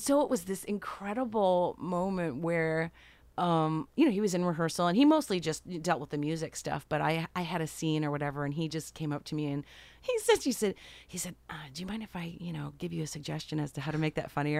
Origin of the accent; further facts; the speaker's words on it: Rochester, New York, United States; moved away; I went from upstate New York, I'm from Rochester